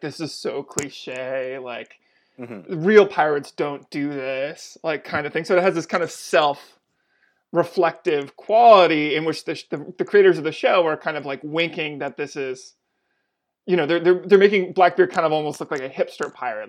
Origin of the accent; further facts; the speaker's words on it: Atlantic Canada, Canada; I'm from Atlantic Canada